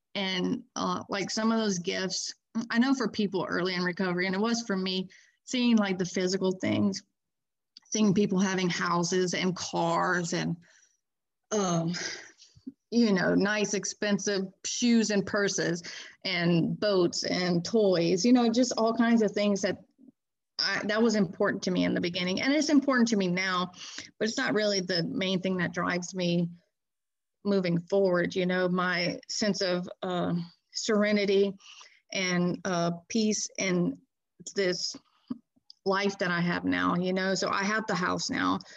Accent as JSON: {"language": "English", "town": "Baton Rouge", "region": "Louisiana", "country": "United States", "said": "I am from Baton Rouge, Louisiana, uh, kind of on the outskirts of Baton Rouge"}